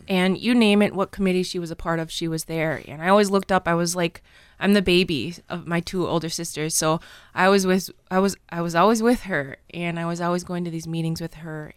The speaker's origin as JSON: {"language": "English", "town": "Red Cliff", "region": "Wisconsin", "country": "United States", "tie": "born or raised there", "said": "I grew up in Red Cliff, Wisconsin"}